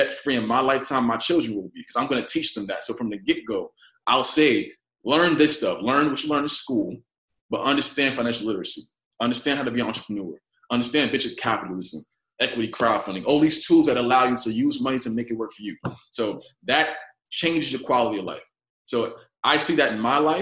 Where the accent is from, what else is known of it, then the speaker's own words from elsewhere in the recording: New York City, New York, United States; I was raised in Bedford-Stuyvesant. I'm here now in the apartment I was raised